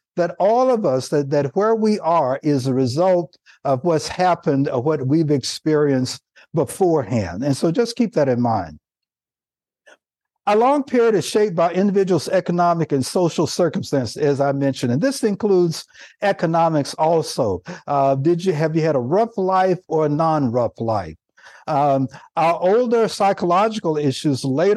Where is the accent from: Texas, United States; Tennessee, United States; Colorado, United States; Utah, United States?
Tennessee, United States; Nashville; now in California, United States; I live in the state of California now, and that I grew up in Nashville, Tennessee